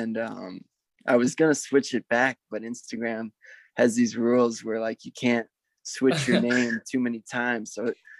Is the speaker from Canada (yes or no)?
no; Minneapolis, Minnesota, United States; I'm in my hometown of Minneapolis, Minnesota